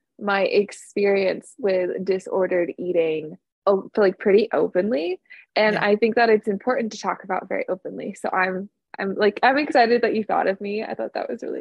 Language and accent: English; California, United States; I've been born and raised in California, and I live in Southern California.